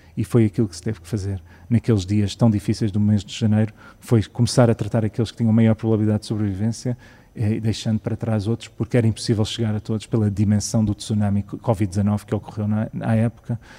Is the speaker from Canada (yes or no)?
yes; Canada; also born or lived in Sintra; now in Portugal; eu cresci no Canadá